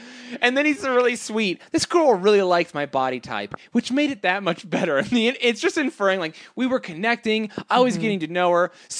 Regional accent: Canada; I'm Canadian like that.

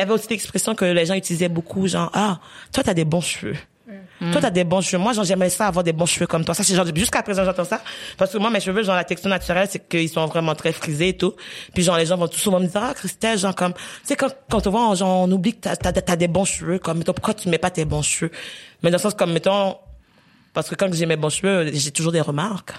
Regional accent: Haiti; moved away; j'ai grandi en Haïti

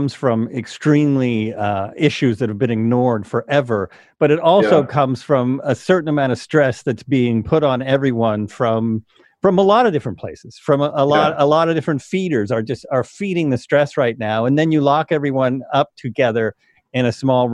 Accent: United States; I still grew up in America, and I still grew up as an American male

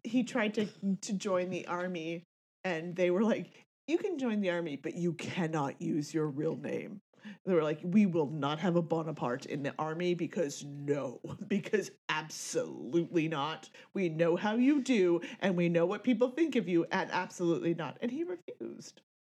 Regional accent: Tallahassee, Florida, United States; I'm from the land of friggin' you know, Tallahassee

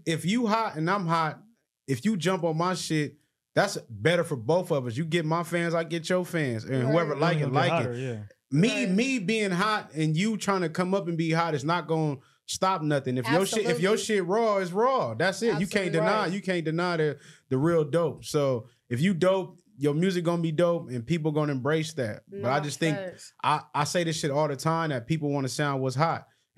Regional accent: Long Beach, California, United States; We from Long Beach

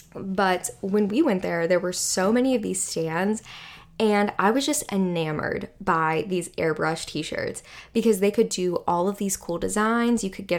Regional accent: the North, United States; listen, I'm from the North, and I can acknowledge that there is a very stark difference between fashion in Northern areas versus fashion in Southern areas.

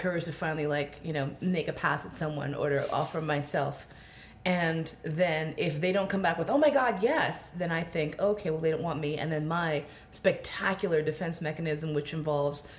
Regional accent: New York City, New York, United States; I grew up in Manhattan

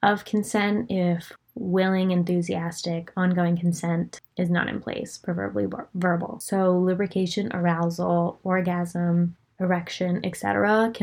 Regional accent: Pennsylvania, United States; I am from Pennsylvania

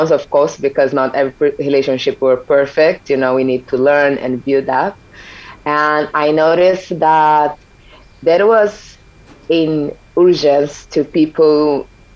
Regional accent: São Paulo, Brazil; moved away as an adult; I'm from Brazil. This is very important to remind people. I'm from São Paulo originally, and I live almost everywhere in this world for the past 11 years

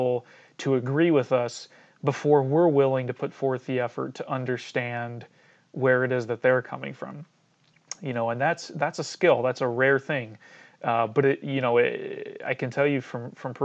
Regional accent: Cedar Rapids, Iowa, United States; I grew up in Cedar Rapids, Iowa

